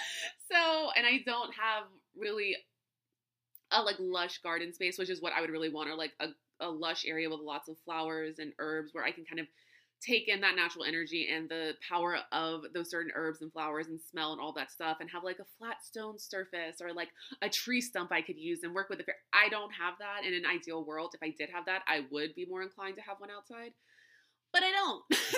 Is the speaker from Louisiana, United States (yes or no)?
yes; New Orleans, Louisiana, United States; being from South Louisiana and growing up in New Orleans and around New Orleans, I would see shrines in many, many places.